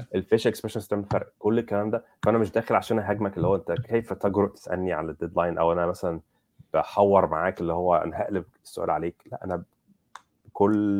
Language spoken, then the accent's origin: Arabic; Egypt; انا مصري